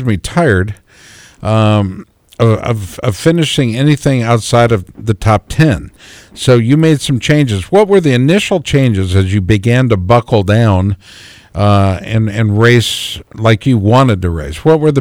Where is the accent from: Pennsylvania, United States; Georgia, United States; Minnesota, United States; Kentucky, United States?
Minnesota, United States; Minneapolis; born there; I was born in Minneapolis, and then the trip back to Minneapolis from Des Moines was always a real treat for us.